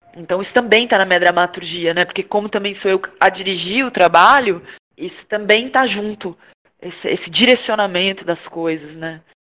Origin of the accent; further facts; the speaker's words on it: Porto Alegre, Rio Grande do Sul, Brazil; now in São Paulo, Brazil; eu sou de Porto Alegre, moro em São Paulo